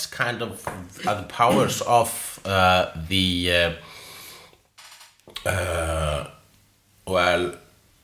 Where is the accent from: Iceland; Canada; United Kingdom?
Iceland; I'm Icelandic